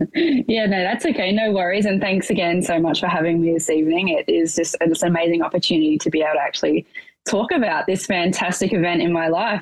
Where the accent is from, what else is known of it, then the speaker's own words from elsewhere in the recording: Portland, Victoria, Australia; now in Melbourne, Australia; I'm originally from a rural town, southwest Victoria, called Portland